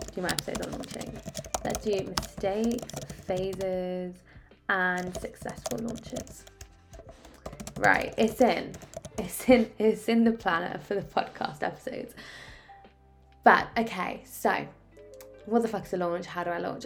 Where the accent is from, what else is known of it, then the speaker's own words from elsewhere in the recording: Oxford, South East England, United Kingdom; also born or lived in Ascot; I'm originally from Oxford.